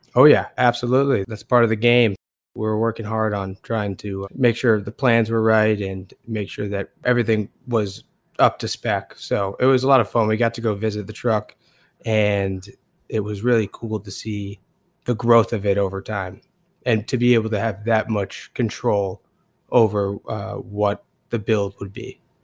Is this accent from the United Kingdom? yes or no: no; Portland, Maine, United States; Max and I are both born and raised in Portland, Maine